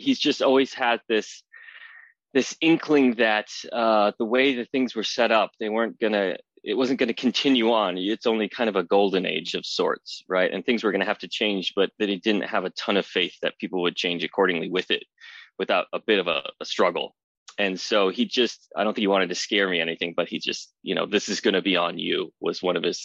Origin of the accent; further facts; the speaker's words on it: Wisconsin, United States; now in West Coast, United States; I'm originally from Wisconsin. I live on the West Coast now.